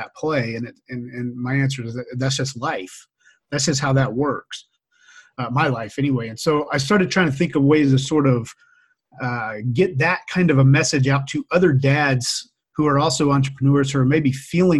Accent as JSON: {"language": "English", "region": "Louisiana", "country": "United States", "tie": "born or raised there", "moved": "yes", "lives_now": "Boise, United States", "said": "I grew up in Louisiana"}